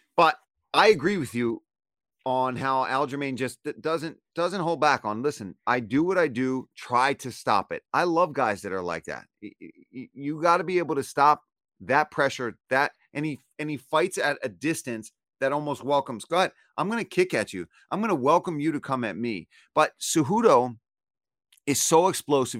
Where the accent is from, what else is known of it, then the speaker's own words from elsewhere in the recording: Philadelphia, Pennsylvania, United States; I'm from Philly